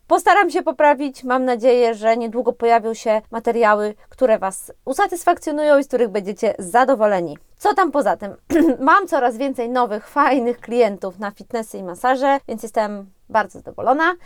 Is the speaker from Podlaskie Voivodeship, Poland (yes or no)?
yes; Podlaskie Voivodeship, Poland; now in Warsaw, Poland; U nas na Podlasiu